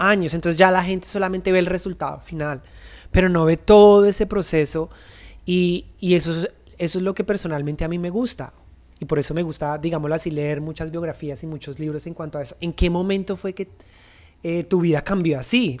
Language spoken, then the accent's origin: Spanish; Colombia; los bailarines no somos reconocidos en Colombia